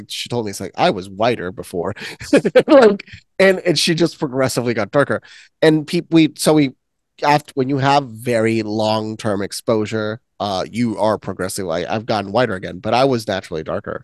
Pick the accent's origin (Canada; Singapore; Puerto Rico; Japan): Puerto Rico; moved away; I come from Puerto Rico.